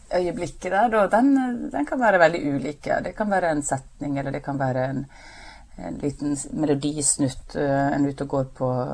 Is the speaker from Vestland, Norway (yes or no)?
yes; Breim, Vestland, Norway; moved away; heimplassen min Breim i Nordfjord.